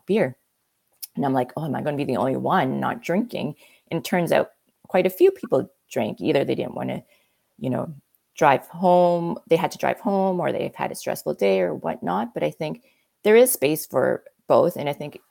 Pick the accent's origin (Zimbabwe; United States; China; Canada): Canada; you're asking a Canadian